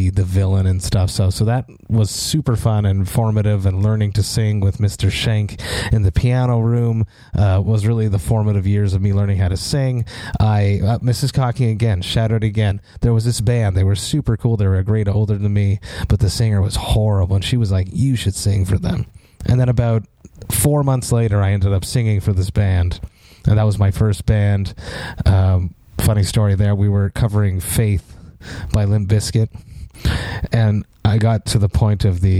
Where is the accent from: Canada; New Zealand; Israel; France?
Canada; Deux-Montagnes, Quebec; I'm from Two Mountains, which is outside of Montreal, next to Saint-Eustache